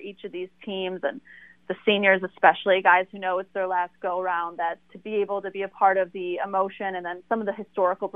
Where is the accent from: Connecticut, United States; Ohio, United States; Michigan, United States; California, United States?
Michigan, United States; a coach I grew up idolizing in Michigan